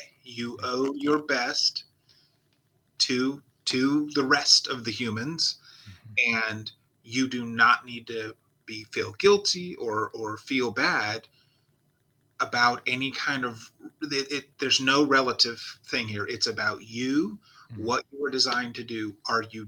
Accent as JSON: {"language": "English", "country": "Nigeria", "tie": "born or raised there", "moved": "yes", "said": "I did grow up in Nigeria"}